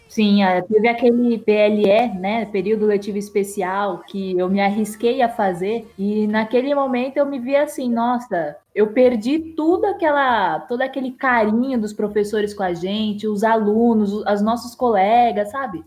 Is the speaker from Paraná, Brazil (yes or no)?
no; São Paulo, Brazil; moved away as an adult; now in Mariana, Brazil; Eu sou de São Paulo, mas agora eu falo de Mariana, porque eu, enfim, eu vim para cá, né?